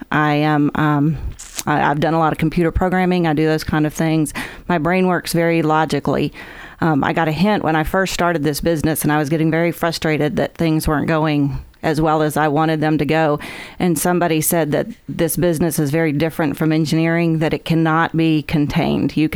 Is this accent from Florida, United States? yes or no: no; Huntsville, Alabama, United States; Um, I grew up in Huntsville mostly. I was an Army brat, so we moved around a little bit, settled in Huntsville.